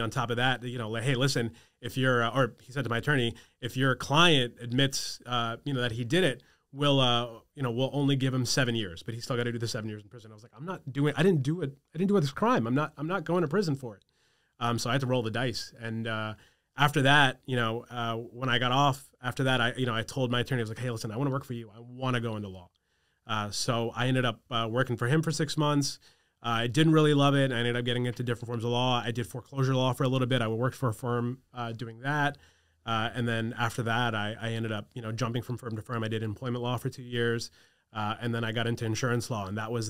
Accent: New York, United States; my parents didn't want me to go away because I grew up on Long Island.

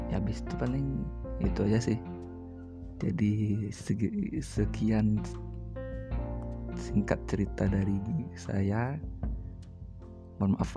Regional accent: Bukittinggi, West Sumatra, Indonesia; waktu gue sebelum TK gue diajarin bahasa Indonesia seperti anak-anak pada zaman 2001 umumnya sih di di kampung gue di Minang di Bukit Tinggi

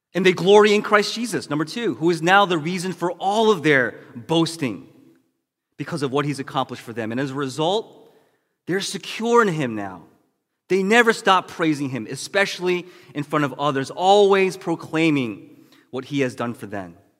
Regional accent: United States; being Asian American

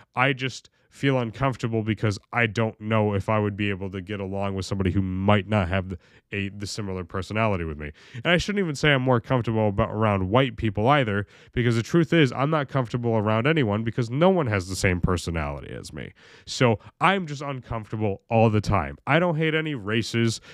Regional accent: Oneonta, New York, United States; I was born in Oneonta, very very, very busy side of that town, you know? I was right on South Side. My backyard, you could literally stare at the South Side Mall

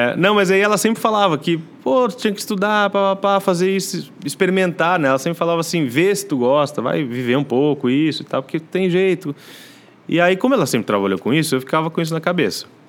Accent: Novo Hamburgo, Rio Grande do Sul, Brazil; moved away as an adult; also born or lived in Rio de Janeiro; now in São Paulo, Brazil; Nasci, é. Fui parido lá. E aí fui criado aqui no Sul.

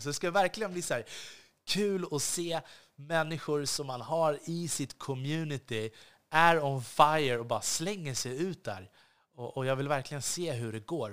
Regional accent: Sweden

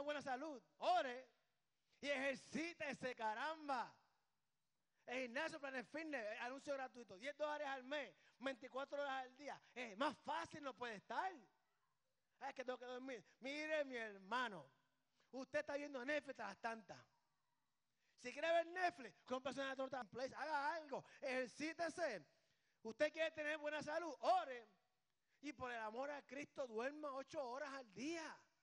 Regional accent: Puerto Rico; Aquí somos boricuas.

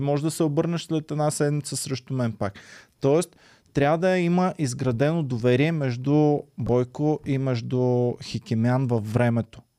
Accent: Stara Zagora, Stara Zagora Province, Bulgaria; като дете от Стара Загора

